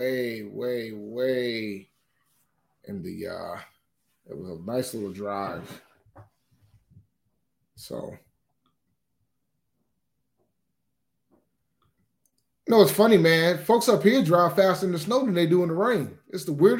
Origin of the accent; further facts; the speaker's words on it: Columbia, South Carolina, United States; moved away; I'm originally from Columbia, South Carolina.